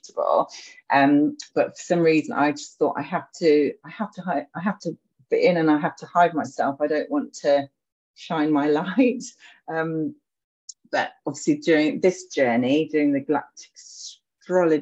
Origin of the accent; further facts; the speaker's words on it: Edinburgh, Scotland, United Kingdom; I was born in Edinburgh, so I've got a really strong connection to the city.